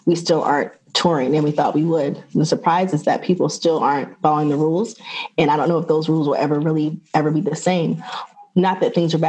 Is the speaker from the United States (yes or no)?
yes; Atlanta, Georgia, United States; moved away as an adult; also born or lived in New York / Los Angeles; I'm from Atlanta